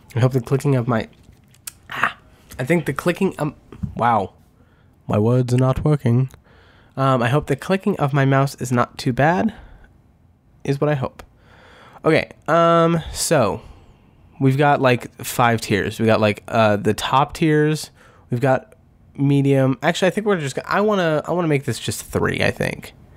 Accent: the West, United States; I am from the West

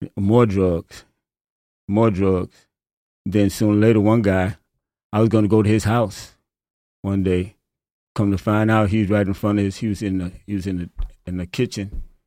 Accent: Chicago, Illinois, United States; now in Traverse City, United States; I'm from Chicago

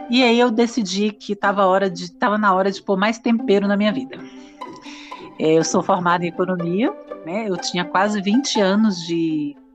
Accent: Brasília, Federal District, Brazil; also born or lived in São Paulo; Sou de Brasília eu estava cursando no IESB. É uma faculdade bem conceituada em Brasília, bem respeitada.

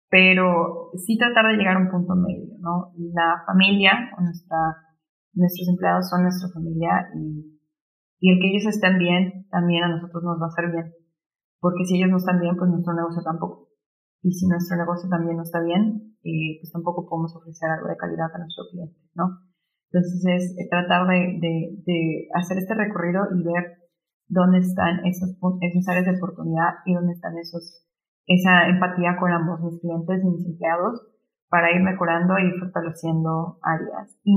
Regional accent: Mexico; also born or lived in Germany; solo trabajando juntos como mexicanos realmente podemos hacer un cambio, ¿no? Este, yo sí, ahorita estoy en Alemania, pero después me regreso en dos semanas

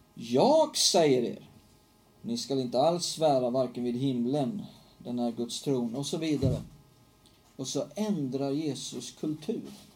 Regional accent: Hällefors, Örebro County, Sweden; moved away; från Hällefors där jag växte upp

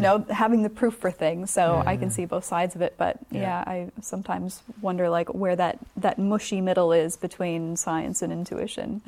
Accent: United States; moved away as an adult; now in New Zealand; am obviously from America, as you can tell from mm. the accent

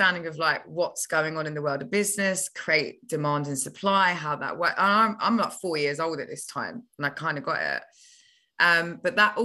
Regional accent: London, United Kingdom; also born or lived in Kenya / Carshalton; I was born in England when my parents both migrated here. Then they met each other in England, even though they're both from Kenya, and the families got them married. So I started my life in England, in Battersea, South London.

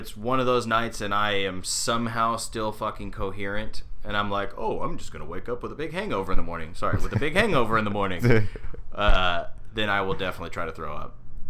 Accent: Texas, United States; I'm from Texas

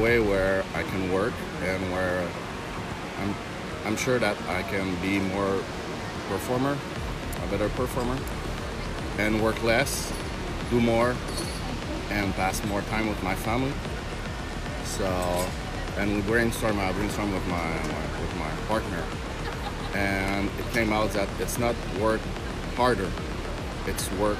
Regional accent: Quebec, Canada; I come from Canada, Quebec, French, the French part.

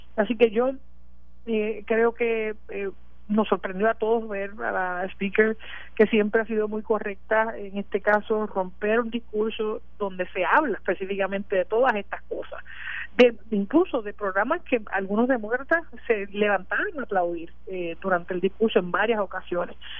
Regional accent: Puerto Rico; todos como puertorriqueños

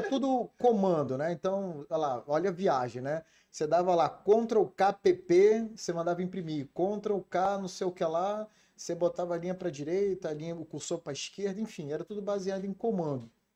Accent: Brasília, Federal District, Brazil; also born or lived in Rio de Janeiro; nasci no Rio de Janeiro, eu sou carioca, é, nasci em Cascadura e por, por situações é, profissionais do meu pai, nós saímos do Rio de Janeiro e fomos morar em Brasília.

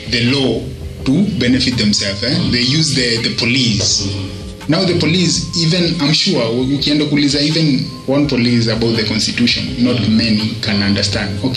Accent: Kenya; I know. I mean, I'm a Kenyan.

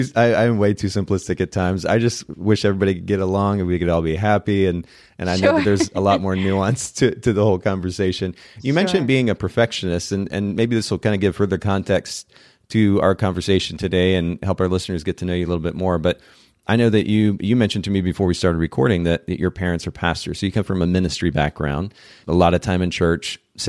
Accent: Japan; Many of our listeners know I grew up in Japan, spent about 10 years there.

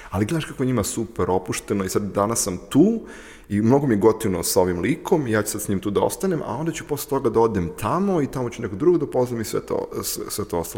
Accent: Serbia; now in Ukraine; ja živim u Ukrajini, ja radim, radim u Ukrajini, ja iz Srbije sam srpski pasoš

